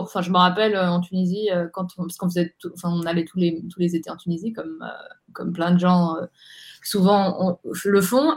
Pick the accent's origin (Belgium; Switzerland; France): Switzerland; Geneva; moved away as an adult; now in Zurich, Switzerland; je, suis née à, Genève. du coup, d'une maman suisse-allemande et puis d'un papa tunisien